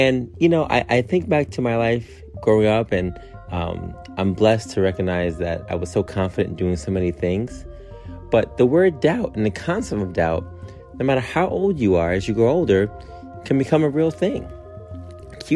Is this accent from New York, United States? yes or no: yes; New York City, New York, United States; growing up in Queens, Far Rockaway